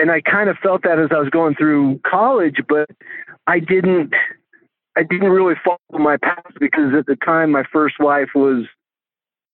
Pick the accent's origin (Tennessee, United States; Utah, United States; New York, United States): Utah, United States; I grew up here in Utah